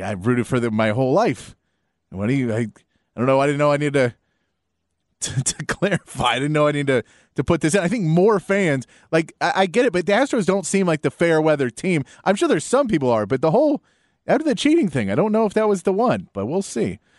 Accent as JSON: {"language": "English", "town": "Austin", "region": "Texas", "country": "United States", "tie": "born or raised there", "also_born_or_lived": "San Antonio, Texas", "said": "I was born in San Antonio, and m, my family moved back to Austin when I was, like, one, I think, one or two"}